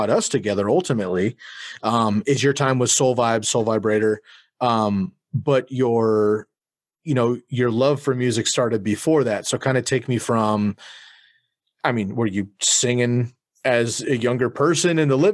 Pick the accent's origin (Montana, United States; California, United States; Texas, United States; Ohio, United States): California, United States; Bay Area; I grew up in the Bay Area